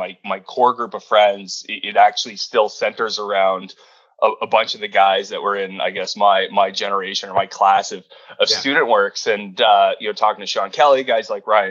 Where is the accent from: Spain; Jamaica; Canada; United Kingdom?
Canada; Sault Ste. Marie, Ontario; I grew up in Sault Ste. Marie, Ontario, about 70,000 people